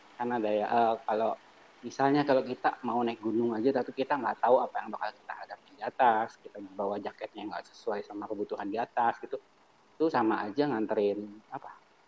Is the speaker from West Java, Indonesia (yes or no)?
no; Cilegon, Banten, Indonesia; kita kan dari Cilegon